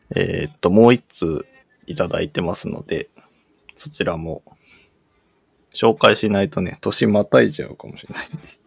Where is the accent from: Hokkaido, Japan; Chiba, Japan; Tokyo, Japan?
Tokyo, Japan; 東京で育ってると東京のことそんなに知らなくない